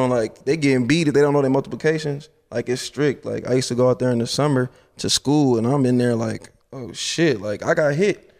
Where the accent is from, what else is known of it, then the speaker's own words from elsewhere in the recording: Nigeria; Oh, yeah, I'm Nigerian.